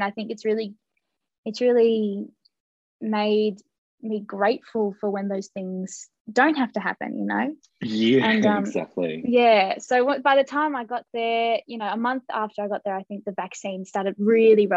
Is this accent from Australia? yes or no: yes; Australia; we were both kind of bonded being Australian, being away from home.